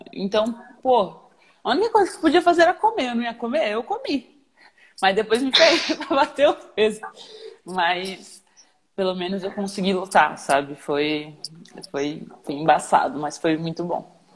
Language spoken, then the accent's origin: Portuguese; São Paulo, Brazil; eu sou de São Paulo